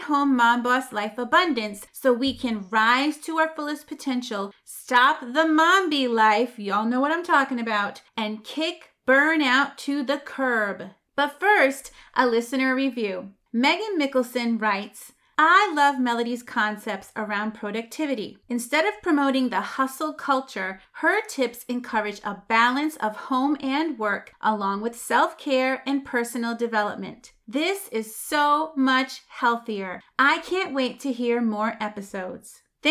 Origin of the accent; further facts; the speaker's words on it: Massachusetts, United States; I'm from Massachusetts. We say wicked.